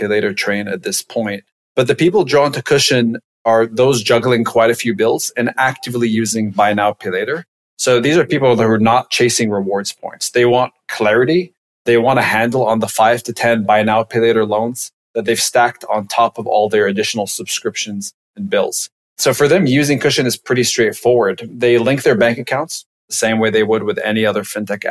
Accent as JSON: {"language": "English", "country": "Lebanon", "moved": "as an adult", "lives_now": "United States", "said": "I'm originally from Lebanon."}